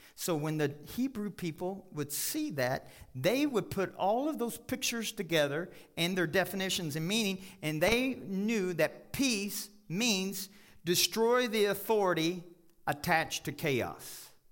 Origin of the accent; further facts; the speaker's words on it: Kentucky, United States; now in Colorado, United States; I grew up in Kentucky.